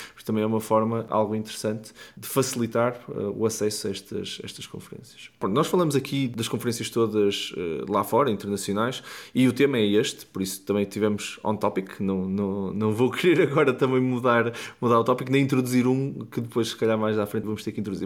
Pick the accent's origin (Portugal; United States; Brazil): Portugal; Porto, Norte; no Porto, minha cidade natal